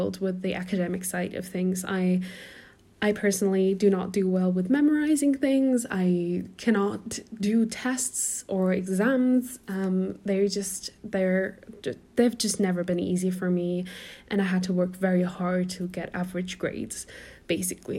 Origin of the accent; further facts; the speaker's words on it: Portugal; accent: American; moved away as an adult; also born or lived in Germany; now in United Kingdom; I am originally German, but I grew up in Portugal. My family moved me there when I was 6